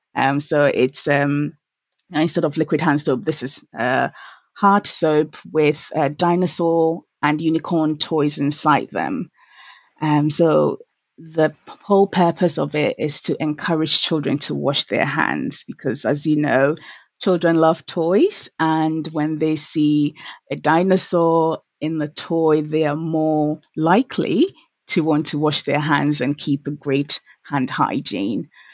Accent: Accra, Greater Accra, Ghana; I was born in 1982 at Legon Hospital. And um, I grew up in Accra Central

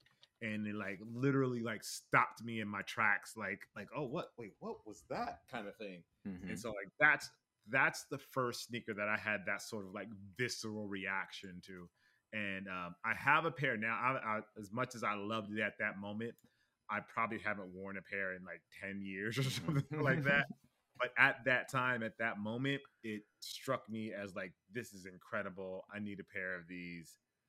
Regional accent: Los Angeles, California, United States; grew up in LA, for those that don't know about mm-hmm. California, but the Valley for those that know about LA.

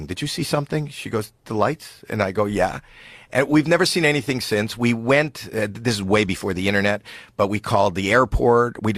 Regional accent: Toronto, Ontario, Canada; I'm from Toronto, Canada

